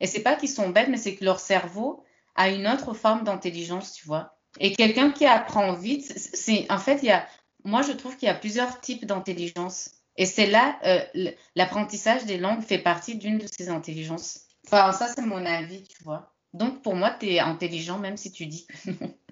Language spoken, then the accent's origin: French; France; je considère en tout cas en tant que française que tu parles le français.